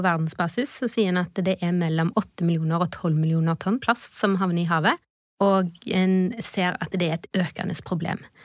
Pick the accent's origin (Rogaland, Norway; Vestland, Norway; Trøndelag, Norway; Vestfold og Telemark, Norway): Rogaland, Norway; Haugesund; jeg er fra Haugesund, og vi bodde rett ved havet